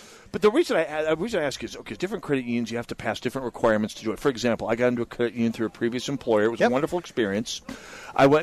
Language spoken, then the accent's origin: English; North Dakota, United States; growing up in North Dakota